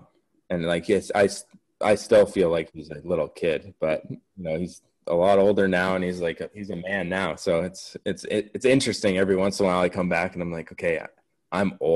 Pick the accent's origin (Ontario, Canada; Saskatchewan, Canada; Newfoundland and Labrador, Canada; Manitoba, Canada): Ontario, Canada; Windsor; I'm from Windsor too